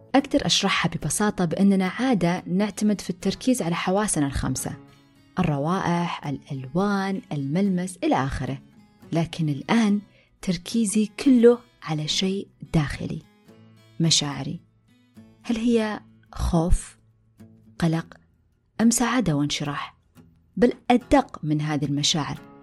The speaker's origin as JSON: {"language": "Arabic", "country": "Saudi Arabia"}